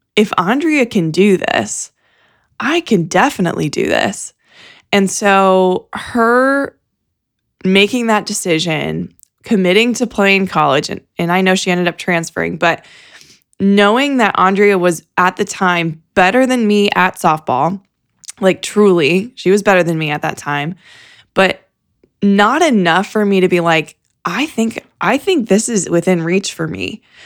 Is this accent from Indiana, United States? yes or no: yes; Fort Wayne, Indiana, United States; I grew up in Fort Wayne